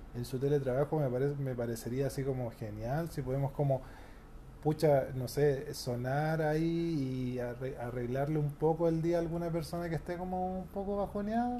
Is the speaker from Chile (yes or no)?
yes; Santiago, Santiago Metropolitan Region, Chile; Soy, de Santiago, la región metropolitana